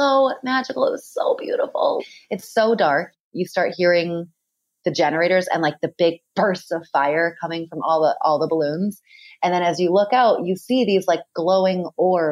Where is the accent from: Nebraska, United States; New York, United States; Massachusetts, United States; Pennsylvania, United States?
Massachusetts, United States; Boston; moved away; I grew up in Boston, Massachusetts